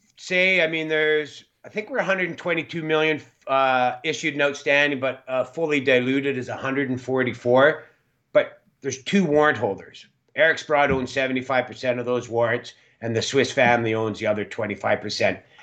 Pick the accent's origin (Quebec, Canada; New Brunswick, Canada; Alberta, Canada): Alberta, Canada; Calgary; now in Smithers, Canada; where I was born in Calgary.